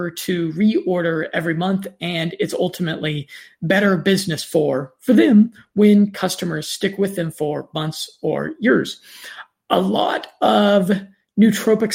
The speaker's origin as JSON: {"language": "English", "country": "United States", "accent": "standard American", "said": "my standard American accent"}